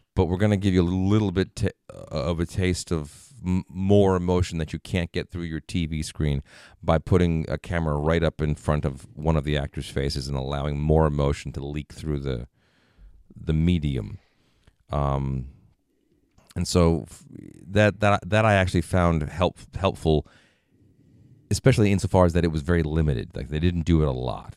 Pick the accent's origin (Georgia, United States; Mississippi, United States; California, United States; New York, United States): New York, United States; moved away as an adult; I was from New York, or at least, you know, were close enough to the city